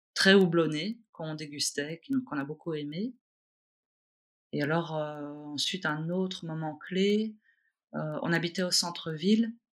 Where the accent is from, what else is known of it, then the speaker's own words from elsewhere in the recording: Brussels, Brussels-Capital Region, Belgium; je suis née à Bruxelles, euh, une vraie bruxelloise. Mmh. Je suis née au centre-ville. J'ai grandi à Scarbeck